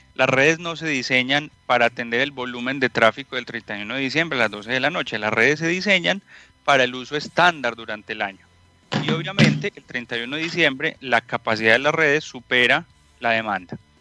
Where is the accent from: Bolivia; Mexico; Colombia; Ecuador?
Colombia; moved away as an adult; also born or lived in Medellín; now in Santiago, Chile; por mi acento seguramente ya lo han escuchado. Soy colombiano